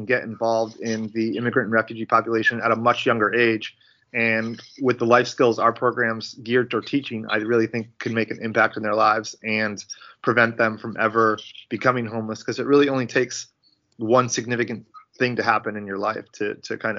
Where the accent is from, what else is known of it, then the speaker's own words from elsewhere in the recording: Connecticut, United States; moved away as an adult; now in Charlotte, United States; I'm originally from Connecticut